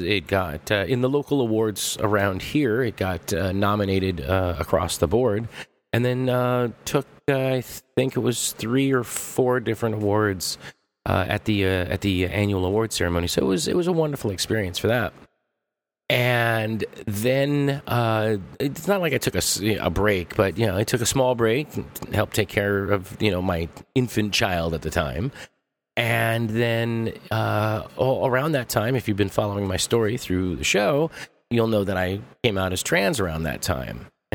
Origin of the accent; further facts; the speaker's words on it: Los Angeles, California, United States; I'm from Los Angeles, and I gave L.A. a try